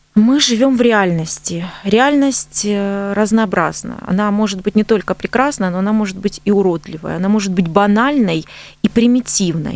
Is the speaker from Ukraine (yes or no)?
yes; Donbas, Ukraine; moved away as an adult; now in Stavropol Krai, Russia; я с Донбасса